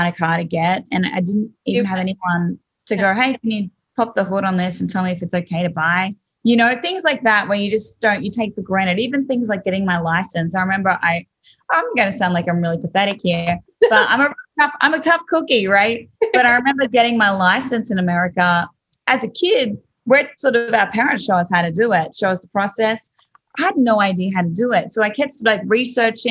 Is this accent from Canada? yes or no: no; Australia; accent: Australian; moved away as an adult; now in Nashville, United States; I'm Australian